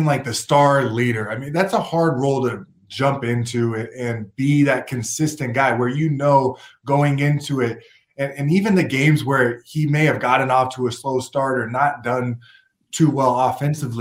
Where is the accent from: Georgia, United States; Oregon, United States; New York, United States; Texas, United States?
Oregon, United States; Portland; moved away; also born or lived in Kansas; I'm from Portland, Oregon